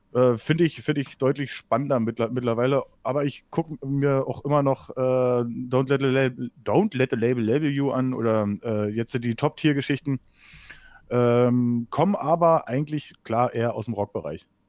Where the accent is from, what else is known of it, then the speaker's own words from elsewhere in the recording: East Germany, Germany; ich komme aus dem Osten, aber ich komme nicht aus Sachsen